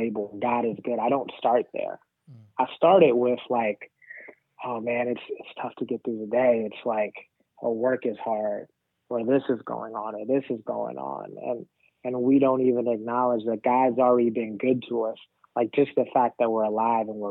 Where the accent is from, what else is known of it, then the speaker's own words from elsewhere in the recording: New Orleans, Louisiana, United States; also born or lived in Rwanda; So I grew up in New Orleans. But I'm not from New Orleans. I actually am from Rwanda.